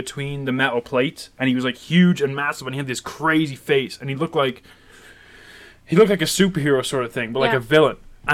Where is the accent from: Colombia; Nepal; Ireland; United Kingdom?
Ireland; moved away; I think the only thing that like grabs people in here is that I'm Irish.